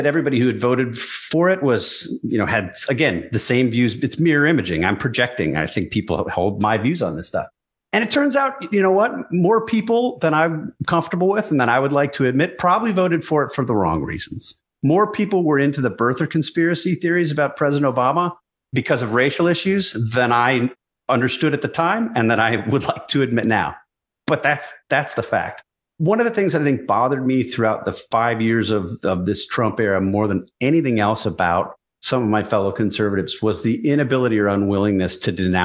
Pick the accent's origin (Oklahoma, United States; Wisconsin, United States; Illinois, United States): Wisconsin, United States; Milwaukee; I grew up outside of Milwaukee.